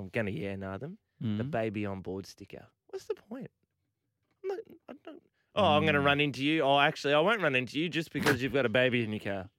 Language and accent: English; New South Wales, Australia; Yeah. I'm from the Shire.